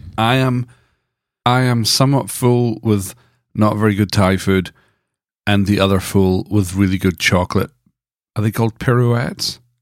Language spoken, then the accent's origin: English; Dundee, Scotland, United Kingdom; Growing up in the Brethrenhood in Dundee